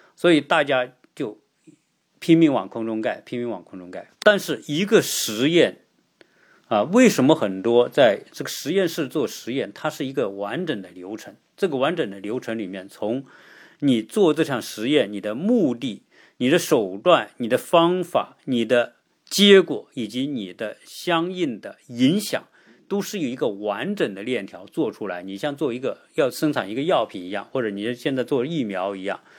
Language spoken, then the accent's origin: Chinese; China; 我的家乡有个，呃，最核心的地方有个鼓楼，那个鼓楼是属于我们这个千年古城当中的一个非常重要的东西